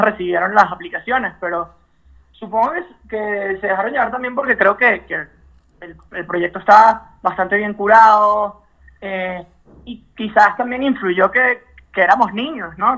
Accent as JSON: {"language": "Spanish", "town": "Caracas", "region": "Capital District", "country": "Venezuela", "tie": "born or raised there", "moved": "yes", "said": "los caraqueños, porque yo nací en Caracas"}